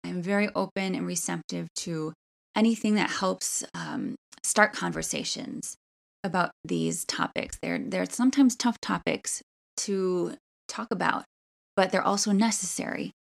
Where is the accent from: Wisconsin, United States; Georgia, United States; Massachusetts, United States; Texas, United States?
Wisconsin, United States; Milwaukee; also born or lived in Wauwatosa, Wisconsin; I loved growing up in Washington Heights, Milwaukee.